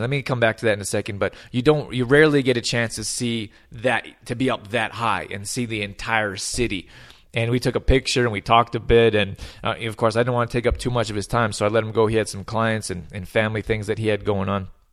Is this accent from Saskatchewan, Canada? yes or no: no; Calgary, Alberta, Canada; also born or lived in Australia / Germany / Los Angeles; I was born and raised in Calgary, Alberta